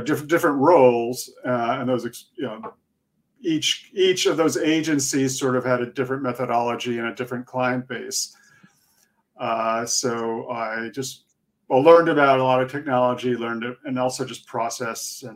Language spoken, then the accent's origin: English; Connecticut, United States; moved away as an adult; also born or lived in Boston, United States / France; now in New York City, United States; My parents are Swiss, so I'm a Swiss citizen, but I was raised in Connecticut.